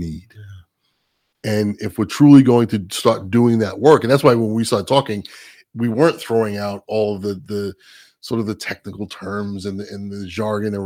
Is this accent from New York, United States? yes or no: yes; New York, United States; I'm a New Yorker